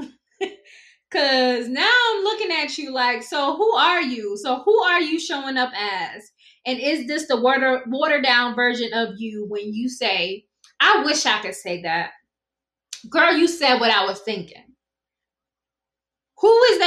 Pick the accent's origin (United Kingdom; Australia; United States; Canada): United States; South Carolina; accent: Geechee Gullah; I speak fluent Gichee Gullah. I'm from South Carolina. I pronounce STR words wrong